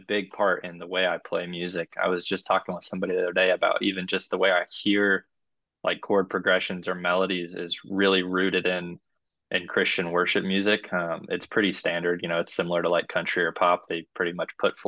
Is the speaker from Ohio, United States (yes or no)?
yes; Cincinnati, Ohio, United States; moved away as an adult; also born or lived in Chattanooga, Tennessee; now in Nashville, United States; I grew up in Cincinnati, Ohio, was there until I turned 18